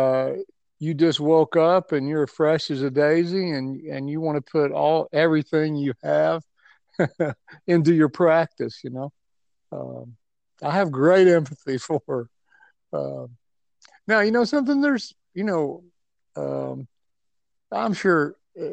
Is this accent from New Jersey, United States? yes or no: no; Tennessee, United States; moved away as an adult; also born or lived in Atlanta, Georgia; Born and raised in Tennessee